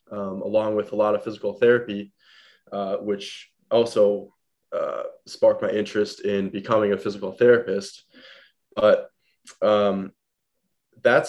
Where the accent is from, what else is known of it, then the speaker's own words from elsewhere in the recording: Madison, Wisconsin, United States; I was born in Madison, Wisconsin